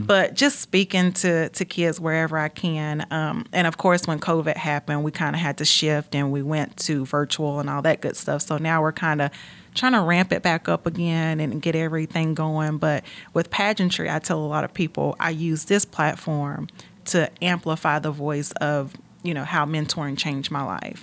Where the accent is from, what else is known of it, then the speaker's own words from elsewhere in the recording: Gastonia, North Carolina, United States; I grew up in Gastonia, North Carolina.